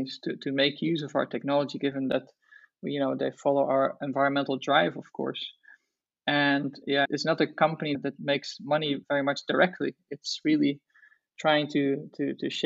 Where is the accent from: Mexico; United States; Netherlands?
Netherlands; I grew up in Holland